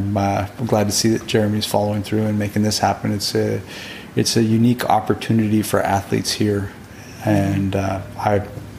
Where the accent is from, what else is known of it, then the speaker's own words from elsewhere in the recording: Bend, Oregon, United States; moved away as an adult; also born or lived in Rio de Janeiro, Brazil; Bend, Oregon, my hometown.